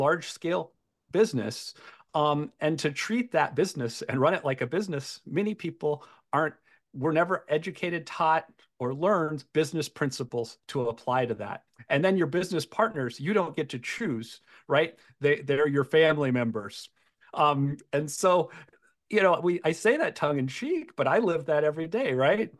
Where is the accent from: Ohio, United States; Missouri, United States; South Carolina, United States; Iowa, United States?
Iowa, United States; we're all from Iowa